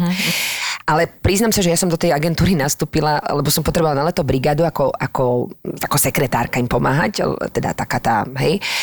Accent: Slovakia; moved away as an adult; also born or lived in France; odkiaľ si, no zo Slovenska

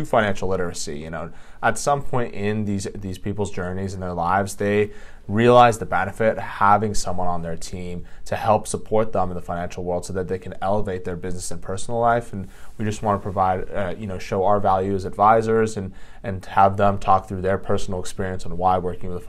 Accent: Los Alamitos, California, United States; I grew up in Orange County, a town called Los Alamitos.

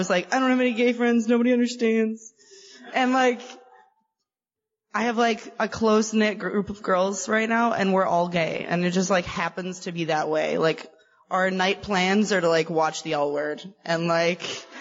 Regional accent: Chicago, Illinois, United States; I am from Chicago

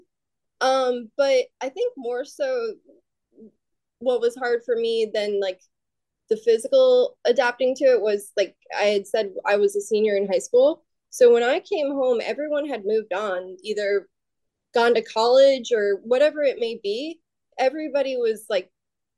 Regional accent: Florida, United States; I'm from Florida, close to the beach

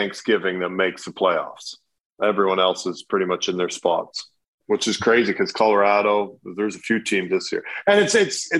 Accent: Canada; now in United States; as a Canadian

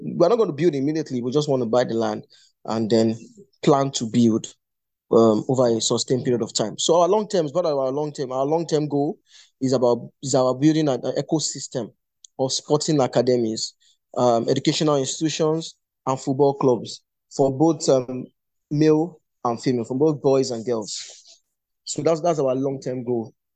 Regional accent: Ijebu, Ogun State, Nigeria; moved away as an adult; also born or lived in Lagos, Nigeria; our academy is located in Ijebu, at ijebu currently

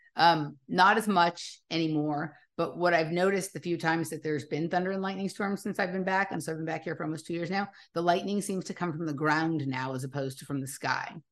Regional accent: Los Angeles, California, United States; I'm from Los Angeles

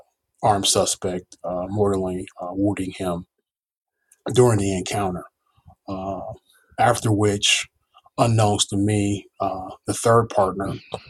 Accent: Chicago, Illinois, United States; now in Atlanta, United States; I grew up in Chicago.

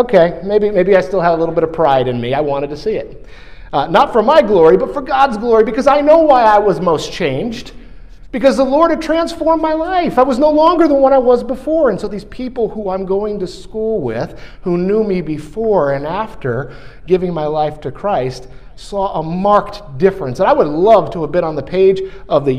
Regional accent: New York, United States; moved away; the town that I grew up in New York

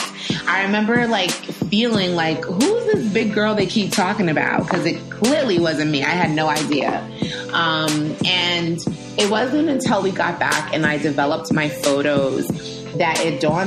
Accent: Rhode Island, United States; moved away as an adult; also born or lived in Staten Island, New York / Brooklyn, New York; now in Long Island, United States; So I grew up in Rhode Island, coming back and forth between my parents. I stayed with my mom for elementary. Then I lived with my dad for middle school. Then I moved back with my mom for high school.

